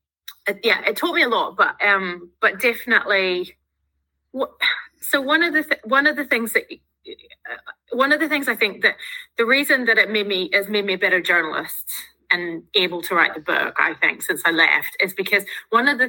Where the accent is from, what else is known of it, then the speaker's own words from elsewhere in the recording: Northern Ireland, United Kingdom; moved away as an adult; now in New Zealand; I'm Irish